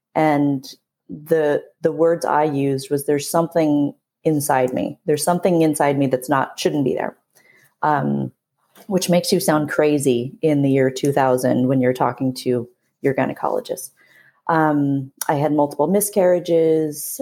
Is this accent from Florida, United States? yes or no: no; San Diego, California, United States; born and raised in San Diego, California